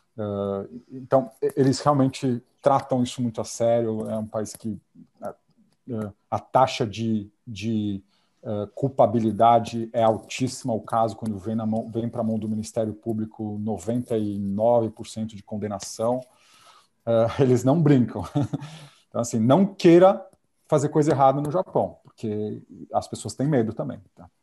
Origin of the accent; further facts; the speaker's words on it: Brazil; moved away as an adult; now in Japan; se eu sou brasileiro